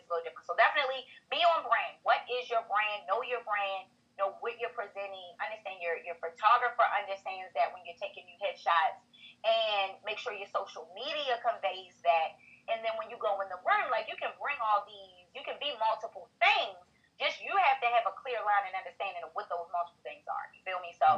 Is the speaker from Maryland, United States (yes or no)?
yes; Baltimore, Maryland, United States; I'm really from Baltimore side